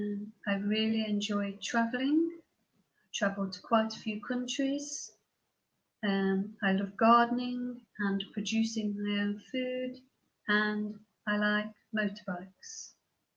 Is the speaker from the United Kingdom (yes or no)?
yes; England, United Kingdom; now in Portugal; At present, I live in Portugal, but I was born in England, so I'm a fluent English speaker.